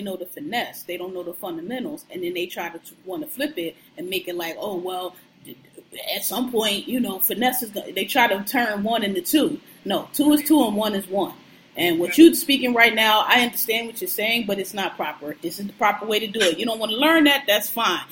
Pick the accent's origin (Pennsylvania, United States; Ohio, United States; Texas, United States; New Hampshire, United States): Pennsylvania, United States; Philadelphia; I'm from Philly, born and raised